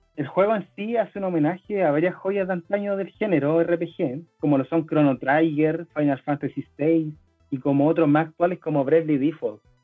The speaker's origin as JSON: {"language": "Spanish", "country": "Venezuela", "said": "soy venezolano"}